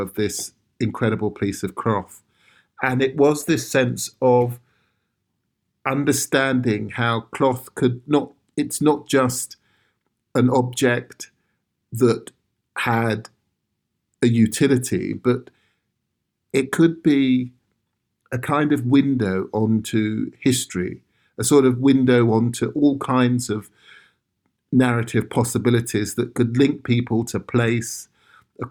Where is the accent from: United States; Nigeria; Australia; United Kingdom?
United Kingdom; London; My father was Ghanaian and my mother Sierra Leonean, but we grew up in South London